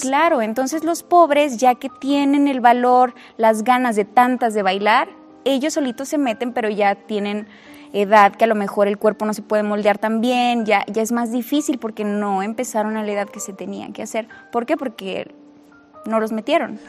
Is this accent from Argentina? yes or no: no; Saltillo, Coahuila, Mexico; soy de Saltillo